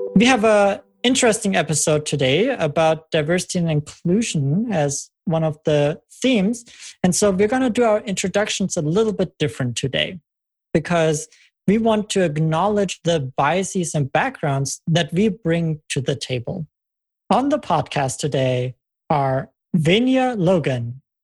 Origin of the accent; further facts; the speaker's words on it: Germany; moved away as an adult; now in United States; I'm originally from Germany